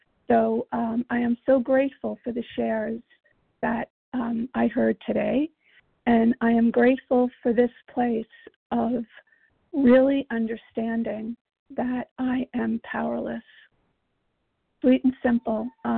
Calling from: Virginia, United States; I'm calling from Virginia. And, we agnostics.

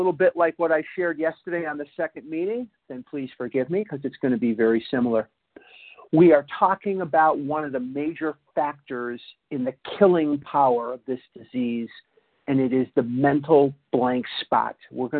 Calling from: Toronto, Ontario, Canada; I'm calling from Toronto, Canada, eh?

